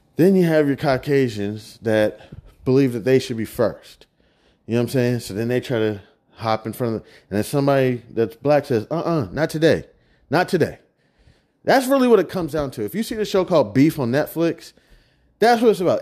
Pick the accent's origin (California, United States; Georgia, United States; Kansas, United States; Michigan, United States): Kansas, United States; It's where I'm from. I'm not even just from anywhere out here in America. I'm from the heart of the United States. I'm from Kansas